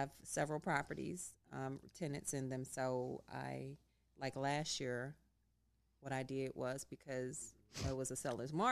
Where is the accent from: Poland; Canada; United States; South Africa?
United States; Chicago, Illinois; I'm from Chicago. Cabrini Green. Originally from Cabrini Green in Chicago